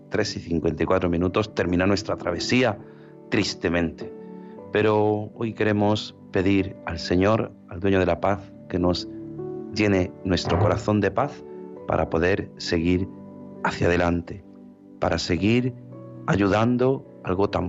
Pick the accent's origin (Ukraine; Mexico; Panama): Ukraine; Spanish is a second language; no, no, yo soy ucraniana. Yo soy ucraniana, mi familia es rusa también, mis padres, uno es ruso, otro ucraniano